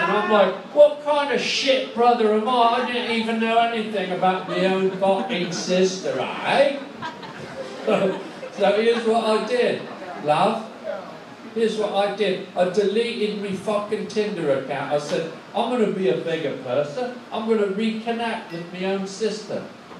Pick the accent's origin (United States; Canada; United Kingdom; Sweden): United Kingdom; England; I speak your fucking language, I'm English.